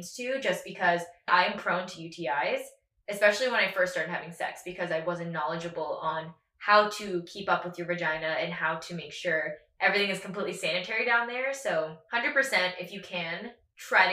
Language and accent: English; Katy, Texas, United States; I grew up in Katy, Texas